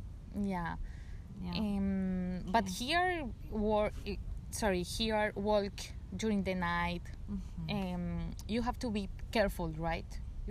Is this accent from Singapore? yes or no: no; Bogotá, Colombia; English is a second language; I'm from Bogota.